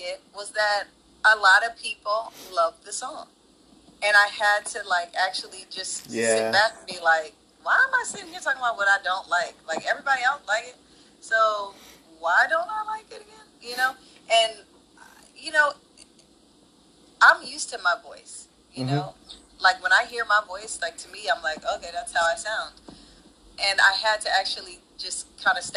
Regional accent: Penn Valley, Pennsylvania, United States; also born or lived in Philadelphia; my parents moved, you know, moved to the suburbs of Philly, like about 20, 25 minutes outside of Philadelphia. We moved to a city called Penn Valley

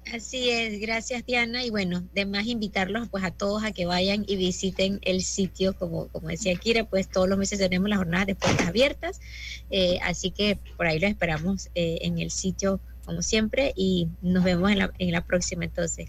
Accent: Panama; como panameños tenemos que sentirnos sumamente orgullosos

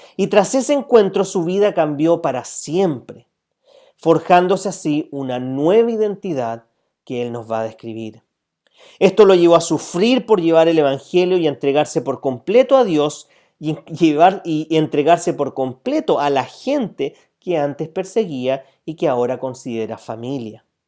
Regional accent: Chile

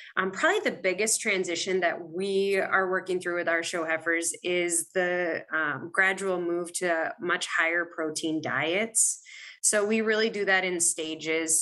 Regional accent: Maine, United States; moved away as an adult; also born or lived in Virginia; now in Wisconsin, United States; I am originally from Maine

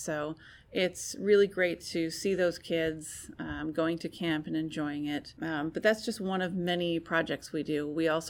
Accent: United States; I am a woman. I'm an American.

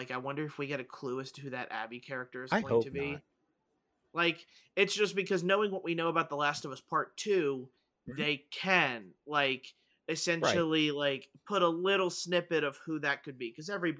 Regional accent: Pennsylvania, United States; I was raised 45 minutes outside Philly and never watched any of the Rocky movies. I'm sorry. I'm Costa Rican.

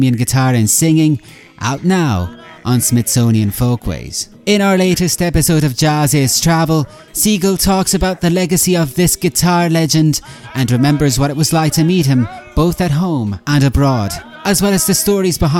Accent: Galway, Connacht, Ireland; I'm currently in the west of Ireland, in Galway, my hometown of Galway, Ireland

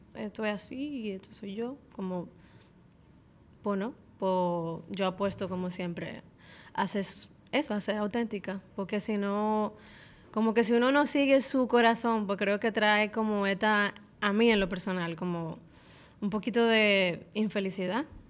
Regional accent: Dominican Republic; soy cantante, artista dominicana, soy mamá

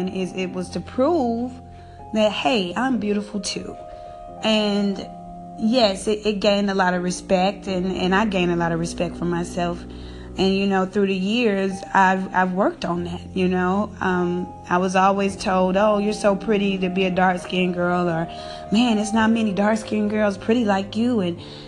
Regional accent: the South, United States; I grew up in the South

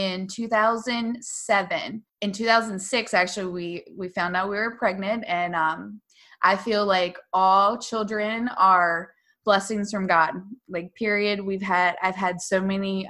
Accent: Dorchester County, Maryland, United States; I grew up in Dorchester County and I was, you know, born, raised there

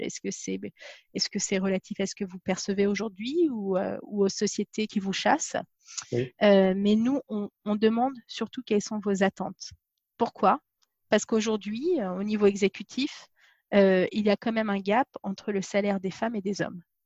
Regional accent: Paris region, Île-de-France, France; moved away as an adult; also born or lived in Dijon; now in England; je suis née à Dijon, j'ai grandi dans la région parisienne.

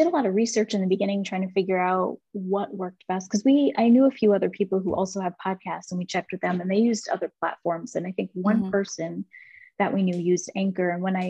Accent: Seattle, Washington, United States; born there; also born or lived in Germany / Louisiana / Texas / Georgia; So I was born in Seattle, Washington, and then we moved to Germany for a few years, and then we came back stateside, and we lived in Louisiana, then Texas, Georgia, and then New York.

